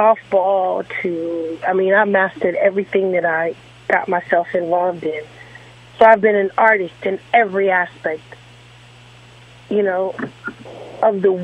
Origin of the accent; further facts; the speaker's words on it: Los Angeles, California, United States; I'm from the West Coast